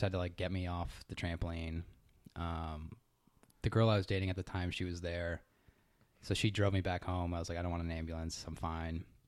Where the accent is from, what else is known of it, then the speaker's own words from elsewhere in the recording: Connecticut, United States; moved away as an adult; also born or lived in Boston / Lancaster, California; now in San Diego, United States; I'm from Connecticut